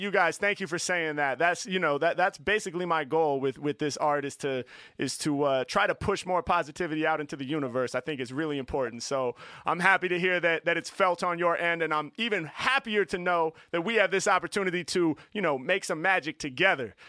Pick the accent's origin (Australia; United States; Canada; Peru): United States; Portland, Oregon; I'm from Portland